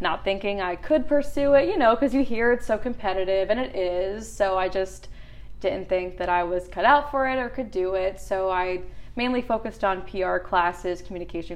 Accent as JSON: {"language": "English", "region": "New Jersey", "country": "United States", "also_born_or_lived": "Eugene, Oregon", "moved": "as an adult", "lives_now": "Nashville, United States", "said": "I'm from Jersey"}